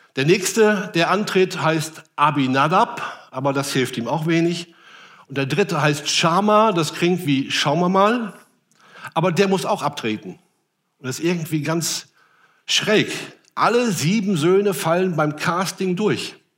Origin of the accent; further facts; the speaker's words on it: Rhenish Hesse, Rhineland-Palatinate, Germany; moved away; aus meiner alten Heimat Rheinhessen